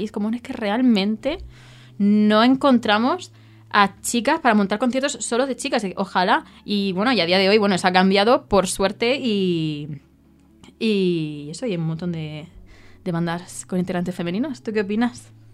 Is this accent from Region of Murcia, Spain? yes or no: yes; Region of Murcia, Spain; yo soy murciana